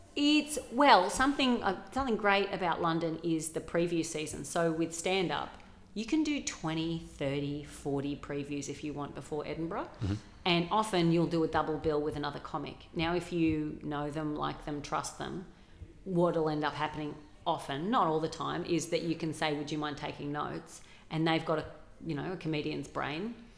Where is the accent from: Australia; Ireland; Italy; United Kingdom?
Australia; accent: regional Australian; I grew up in a small town. That's how my dad speaks.